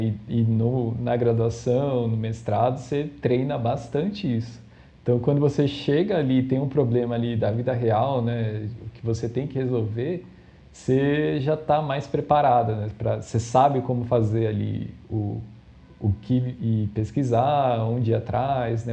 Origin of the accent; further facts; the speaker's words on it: São Paulo, Brazil; eu sou de São Paulo, né? É, da, da, capital aqui, da cidade de São Paulo mesmo